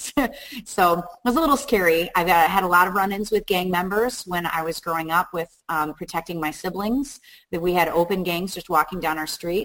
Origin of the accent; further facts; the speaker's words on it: Chicago, Illinois, United States; moved away as an adult; also born or lived in Bolingbrook, Illinois; now in Upstate New York, United States; I grew up in Chicago. I lived in Chicago for 30 years